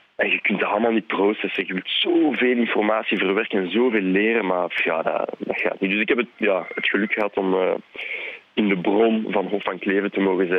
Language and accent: Dutch; Leuven area, Flanders, Belgium; first language French; Dutch is a second language; We komen allebei rond het, van het Leuvense